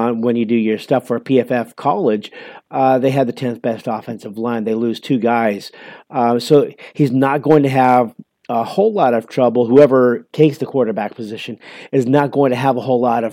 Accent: Columbus, Ohio, United States; moved away; I am actually from Columbus, Ohio

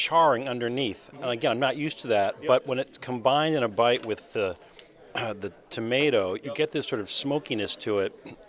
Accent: Chicago, Illinois, United States; as a Chicagoan

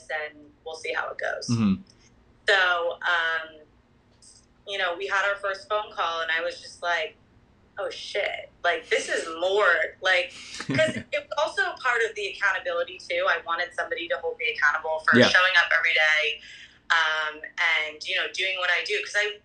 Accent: New Jersey, United States; moved away as an adult; also born or lived in Manhattan, New York; now in Boston, United States; I'm from New Jersey. Grew up outside New York.

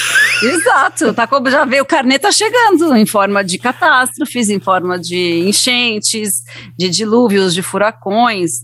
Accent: Brazil; Sou brasileira

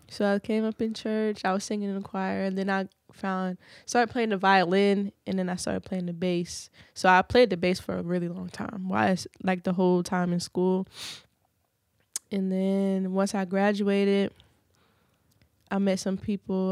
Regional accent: Virginia Beach, Virginia, United States; Pungo, I stay close to Pungo, and Pungo is like the country of Virginia Beach, but I'm from Grand Run.

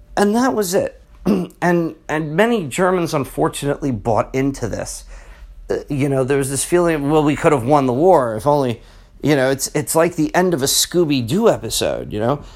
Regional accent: South River, New Jersey, United States; I grew up in South River

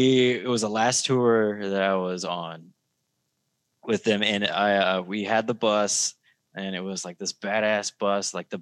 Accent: Osage Beach, Missouri, United States; accent: Missouri drawl; I'm from Osage Beach.

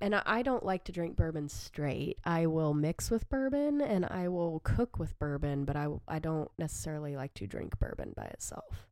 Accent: the South, United States; I am from the South, enjoy sweet tea

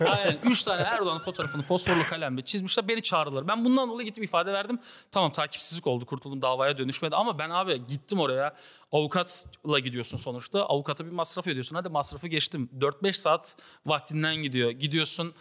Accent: Siirt, Siirt Province, Turkey; Siirtliyim bu arada arkadaşlar. Afgan diyorlar, Afgan değilim ben.

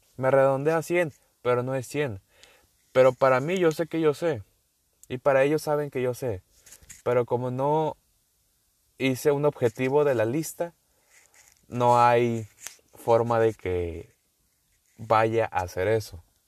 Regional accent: northern Mexico, Mexico; accent: northern; Yo soy mexicano, eh, por si no sabían. Sí, se ha notado mi acento. Y del norte. Vamos a dejarlo así que soy del norte

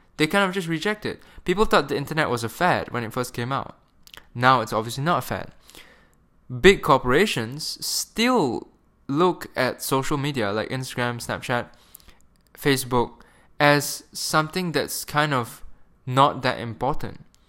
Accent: Malaysia; moved away as an adult; I'm a Malaysian, and I grew up in Malaysia for, like, eighteen years of my life

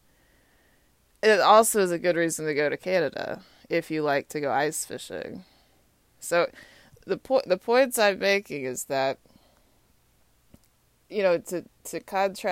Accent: Austin, Texas, United States; now in Washington, D.C., United States; my hometown is Austin, Texas

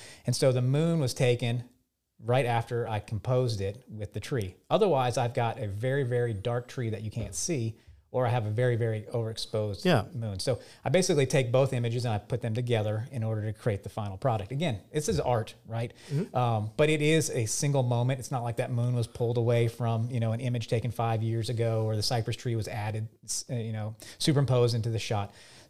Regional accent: Lafayette, Louisiana, United States; also born or lived in Denver, United States / Baton Rouge, United States; I was born in Denver, Colorado. Okay. So I've lived in the Rocky Mountains for a few years, but I did all my schooling here in Lafayette or in Baton Rouge.

